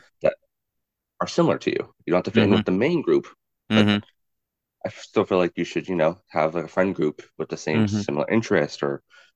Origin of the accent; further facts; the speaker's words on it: Louisville, Kentucky, United States; moved away; also born or lived in New York / Puerto Rico (ancestry); I'm Hispanic, but born in Louisville, Kentucky, which is a very country southern type of city, and then moving out to New York